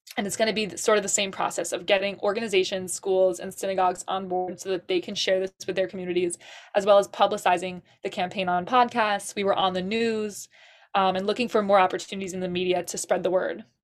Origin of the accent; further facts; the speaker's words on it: Suffolk County, Long Island, New York, United States; from Suffolk County, Long Island